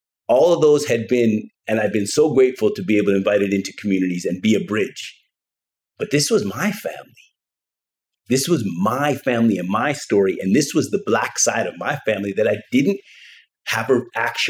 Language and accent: English; Canada; I grew up in Canada